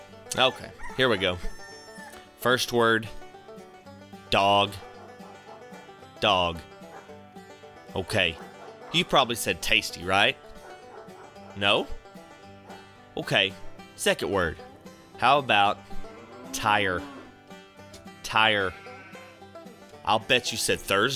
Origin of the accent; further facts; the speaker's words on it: Texas, United States; We're from Texas